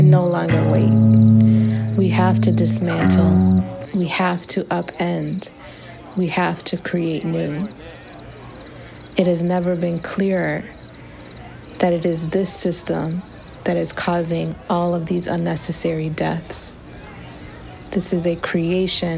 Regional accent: Chicago, Illinois, United States; I am a longtime organizer and artist, born and raised in Chicago.

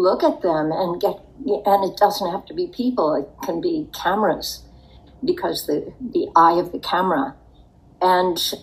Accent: Pittsburgh, Pennsylvania, United States; moved away as an adult; also born or lived in New York City; I grew up in Pittsburgh

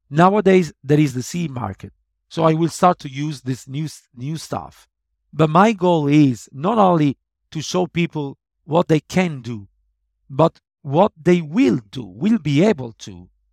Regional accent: Italy; my hometown in Italy

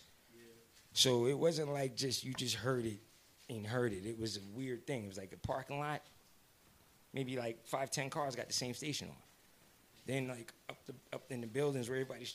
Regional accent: New Rochelle, New York, United States; I'm from New Row

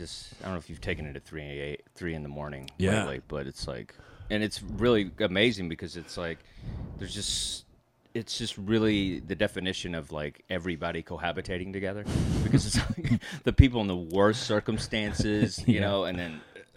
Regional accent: Texas, United States; I said Texas, that's where I was from

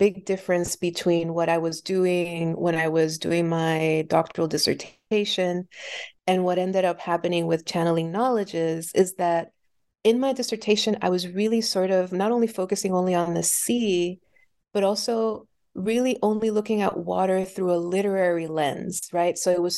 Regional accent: Puerto Rico; I was born and raised in Puerto Rico. And so having the experience of living on an island during my formative years

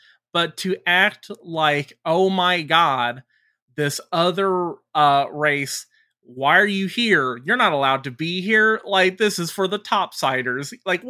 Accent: Detroit, Michigan, United States; I'm from Detroit.

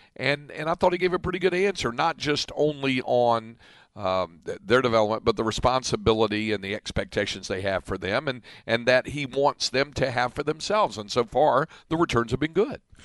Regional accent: North Carolina, United States; now in Williamson County, Texas, United States; near where I grew up in North Carolina

